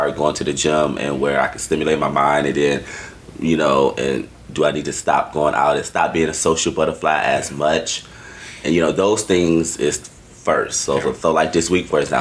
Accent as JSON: {"language": "English", "town": "Detroit", "region": "Michigan", "country": "United States", "tie": "born or raised there", "also_born_or_lived": "Atlanta", "moved": "as an adult", "lives_now": "Austin, United States", "said": "I grew up in Detroit, so I'm black as fuck"}